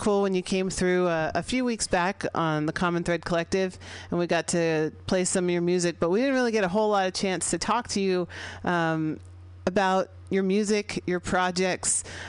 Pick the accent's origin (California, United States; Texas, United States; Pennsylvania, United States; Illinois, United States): California, United States; San Francisco; coming at you from MutinyRadio.fm here in San Francisco, 21st and Florida Streets in the Mission District, my hometown here.